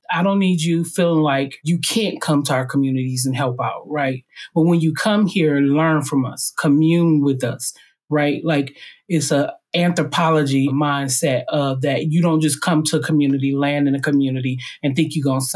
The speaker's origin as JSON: {"language": "English", "town": "Highland Park", "region": "Michigan", "country": "United States", "tie": "born or raised there", "said": "I was raised in Highland Park, which is a little donut hole in the middle of Detroit"}